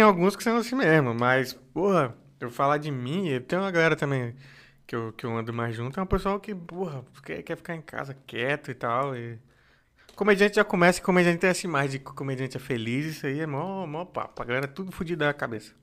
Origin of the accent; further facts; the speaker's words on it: Brasília, Federal District, Brazil; moved away as an adult; now in São Paulo, Brazil; eu vim de Brasília vim de Brasília